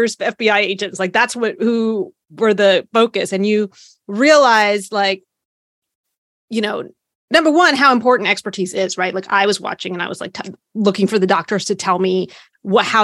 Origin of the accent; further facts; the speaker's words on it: Hampton Roads, Virginia, United States; I grew up in the Hampton Roads area around a lot of military folks.